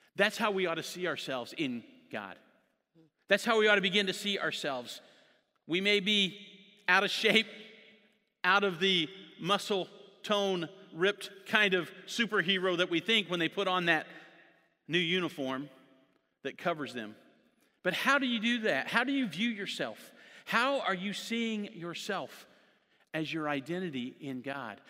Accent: Jonesboro, Indiana, United States; moved away as an adult; now in Sacramento, United States; I grew up in Jonesboro

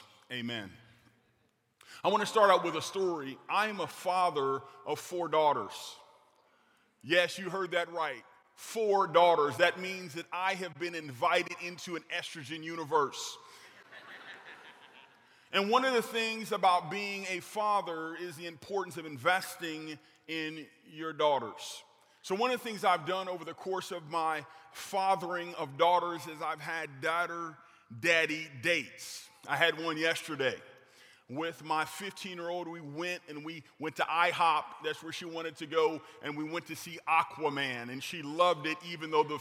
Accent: California, United States; now in Grand Rapids, United States; I'm originally from California

